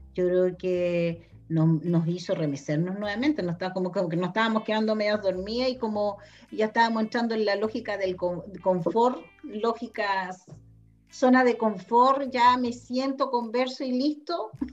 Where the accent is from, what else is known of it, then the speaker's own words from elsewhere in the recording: Chile; somos bien pauteados como chilenos